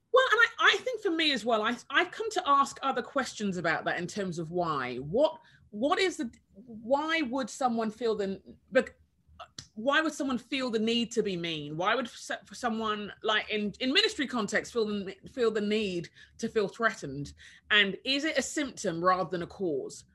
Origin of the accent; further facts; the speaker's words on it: London, United Kingdom; moved away as an adult; now in United States; I was born in London in the 70s